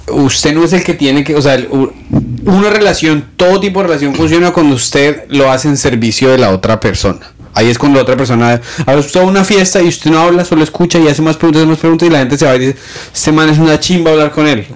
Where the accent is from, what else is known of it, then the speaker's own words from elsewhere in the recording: Bogotá, Colombia; now in New York, United States; Bogotá, yo crecí en Bogotá